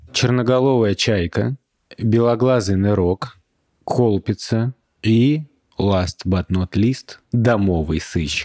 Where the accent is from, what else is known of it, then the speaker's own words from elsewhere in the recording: Russia; мы из России